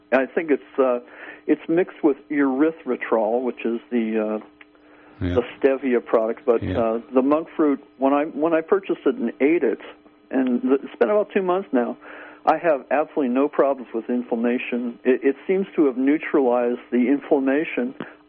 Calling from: Garberville, California, United States; I'm calling from Garberville, California, in southern Humboldt County.

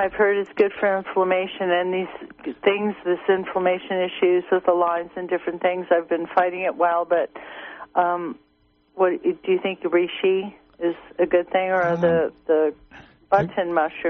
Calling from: Blue Lake, California, United States; Hello, I'm from Blue Lake. I'm a member, and thanks for your show.

